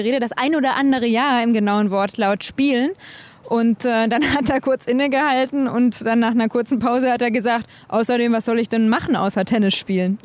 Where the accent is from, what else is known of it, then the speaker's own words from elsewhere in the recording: Konstanz, Baden-Württemberg, Germany; ich komme jetzt nicht aus Villingen okay. genau, sondern aus äh, Konstanz oder Konstanz, wie wir sagen